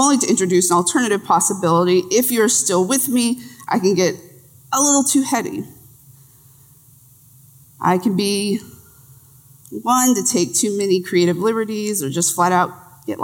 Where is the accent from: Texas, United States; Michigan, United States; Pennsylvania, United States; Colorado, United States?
Texas, United States; I'm from Texas